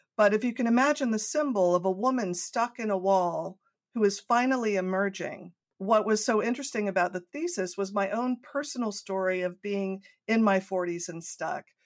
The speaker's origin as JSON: {"language": "English", "town": "Coronado", "region": "California", "country": "United States", "tie": "born or raised there", "said": "I grew up in Southern California in a small island in the center of San Diego Bay, Coronado"}